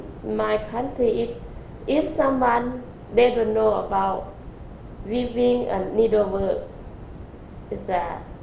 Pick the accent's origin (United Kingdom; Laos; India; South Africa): Laos; Mahaxay, Khammouane; English is a second language; moved away as an adult; also born or lived in Thailand / Philippines; now in St. Louis, United States; Yeah, I'm born from Laos.